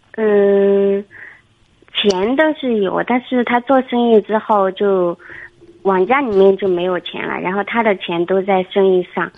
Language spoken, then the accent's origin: Chinese; Guangxi, China; 二十七， 二十七。您是哪儿的？ 呃，广西的